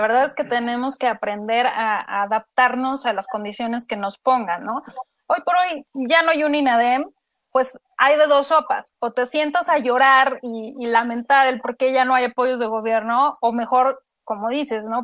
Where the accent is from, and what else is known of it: Mexico